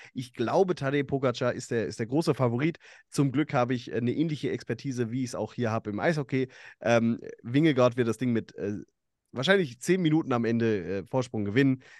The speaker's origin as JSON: {"language": "German", "area": "between Bad Vilbel and Friedberg", "region": "Hesse", "country": "Germany", "tie": "born or raised there", "said": "ich bin in, in Okaben äh, aufgewachsen, da in der, zwischen Bad Vilbel und, und Friedberg"}